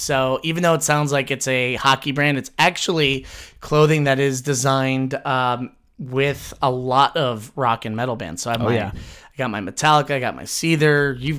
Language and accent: English; United States; I am American